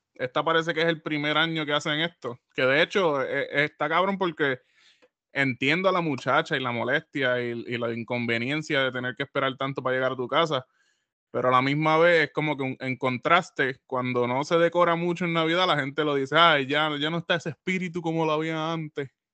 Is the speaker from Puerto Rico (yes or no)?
yes; Puerto Rico; como buen boricua